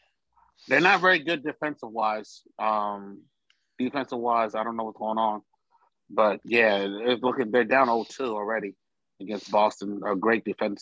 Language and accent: English; Abia, Nigeria; I'm from the east. I'm from, you know, I'm from the Abia state, Umaya, you know what I'm saying? The east.